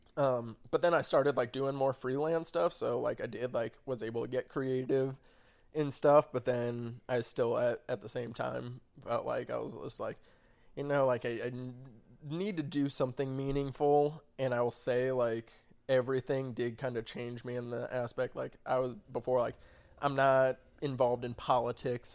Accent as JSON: {"language": "English", "town": "Arnold", "region": "Missouri", "country": "United States", "tie": "born or raised there", "also_born_or_lived": "Springfield, Missouri", "said": "Arnold is, I'd say, hometown just 'cause that's where I spent the most time"}